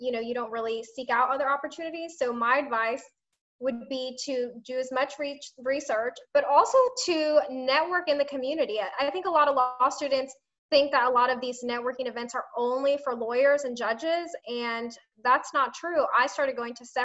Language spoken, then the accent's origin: English; Tampa, Florida, United States; I was born and raised in Tampa